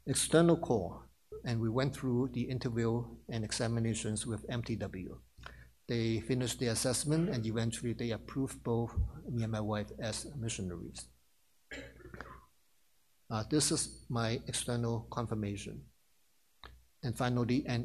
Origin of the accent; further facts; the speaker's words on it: Hong Kong; moved away as an adult; now in New York, United States; I worked 2 years in my home country, Hong Kong, before I moved to New York.